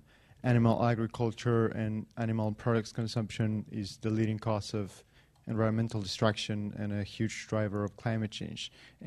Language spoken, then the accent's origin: English; Argentina; I'm from Argentina.